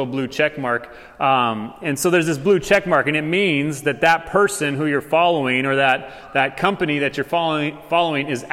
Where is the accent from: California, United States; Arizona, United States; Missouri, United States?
Arizona, United States; Tucson; I'm from Tucson